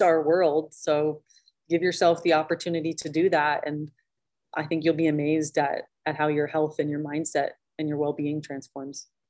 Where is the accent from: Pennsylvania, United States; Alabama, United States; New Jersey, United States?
Pennsylvania, United States; moved away as an adult; also born or lived in upstate New York; I grew up in Pennsylvania and then lived in New York